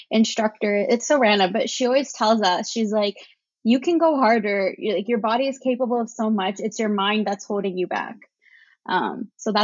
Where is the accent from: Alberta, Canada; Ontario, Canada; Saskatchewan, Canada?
Ontario, Canada; Brampton; I grew up in a town, kind of like a suburb town, like 30 minutes outside of Toronto. So it's called Brampton